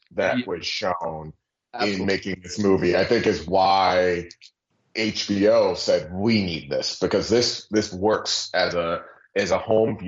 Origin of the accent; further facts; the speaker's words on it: Long Island, New York, United States; I'm being from Long Island